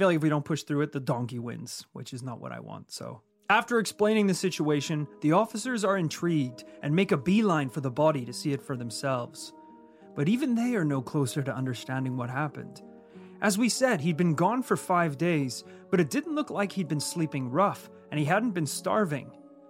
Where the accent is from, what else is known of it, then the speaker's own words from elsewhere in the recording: Yorkshire and the Humber, United Kingdom; accent: Yorkshire; there's maybe like a couple of those lines that I could clean up a little bit with my Yorkshire accent.